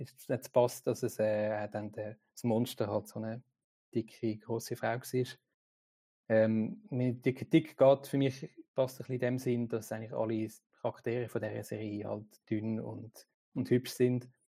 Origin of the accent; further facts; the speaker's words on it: Switzerland; bei uns in der Schweiz